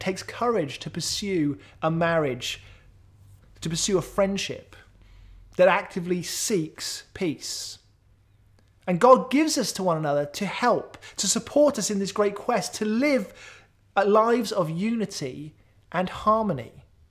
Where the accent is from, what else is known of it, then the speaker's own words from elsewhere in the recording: Wales, United Kingdom; I grew up in South Wales. We lived really close to many of my extended family members.